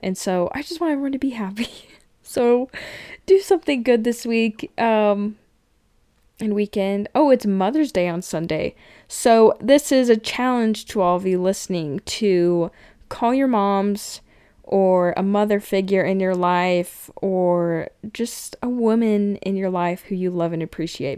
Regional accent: Cache Valley, Utah, United States; I grew up in Cache Valley area

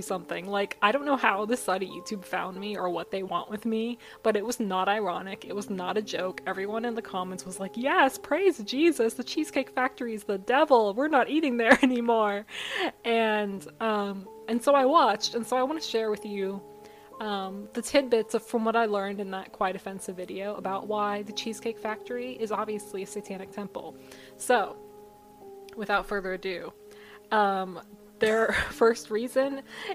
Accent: United States; I, as an American

